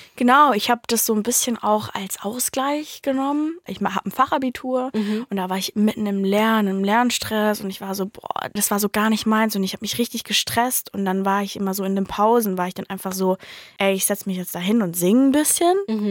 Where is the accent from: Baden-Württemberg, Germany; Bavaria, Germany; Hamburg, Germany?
Baden-Württemberg, Germany; Mannheim; ich komme ja aus Mannheim